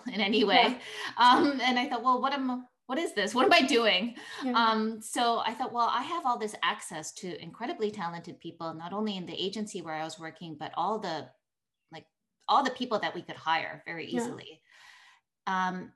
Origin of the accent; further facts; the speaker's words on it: Vancouver, British Columbia, Canada; moved away as an adult; also born or lived in Tokyo, Japan / Rome, Italy; I grew up in Canada.